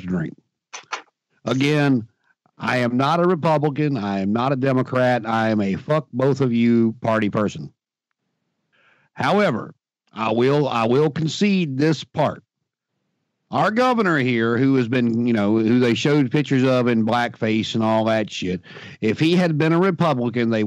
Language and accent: English; Martinsville, Virginia, United States; I'm from Martinsville, Virginia